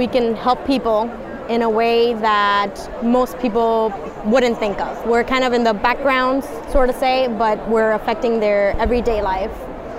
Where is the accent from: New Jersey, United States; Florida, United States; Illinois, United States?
Florida, United States; Miami; I'm originally from Miami, so I wanted to stay in the area.